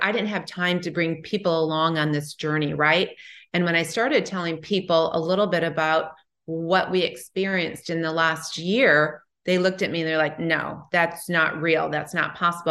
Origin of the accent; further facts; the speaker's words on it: Midwest, United States; moved away; I'm from the Midwest